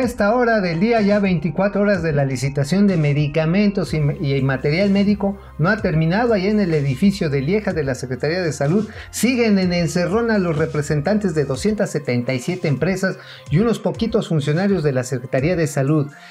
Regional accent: Mexico; como mexicanos

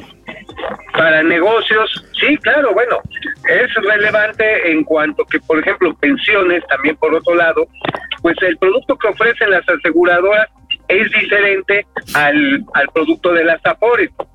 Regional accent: Mexico; como mexicano

